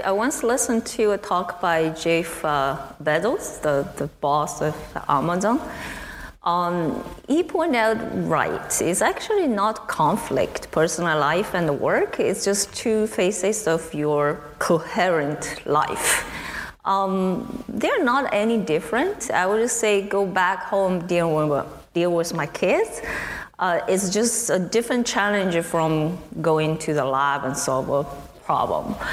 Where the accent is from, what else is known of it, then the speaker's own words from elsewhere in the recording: China; moved away as an adult; also born or lived in United States; now in Waterloo, Canada; I grew up in China. I did my undergraduate study in China as well, and then I come to the States.